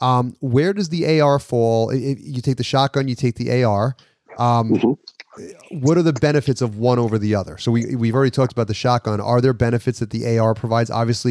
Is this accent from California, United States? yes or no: no; New York, United States; we're from New York